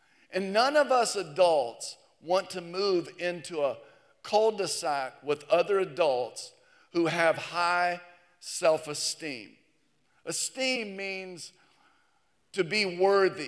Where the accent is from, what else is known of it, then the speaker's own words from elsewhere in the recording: the South, United States; here in the South